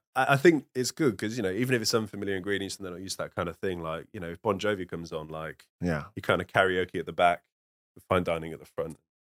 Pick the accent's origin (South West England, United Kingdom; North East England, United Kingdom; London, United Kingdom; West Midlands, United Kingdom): West Midlands, United Kingdom; Birmingham; King's Heath, Hall Green, that's where I'm from.